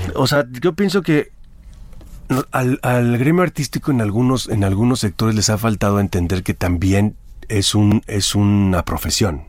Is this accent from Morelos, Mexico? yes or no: no; Jalisco, Mexico; Y en Jalisco fue interesante porque Tú conoces muy bien mi tierra